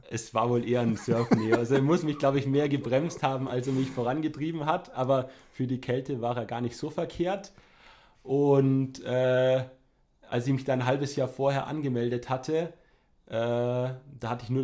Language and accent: German; Ingolstadt, Bavaria, Germany; born there; Jahre alt, äh, gebürtiger Ingolstädter.